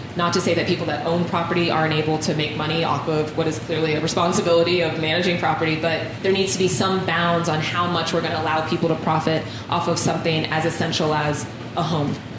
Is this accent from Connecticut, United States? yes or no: no; Columbus, Ohio, United States; this is where I'm from. This is home. I was born here.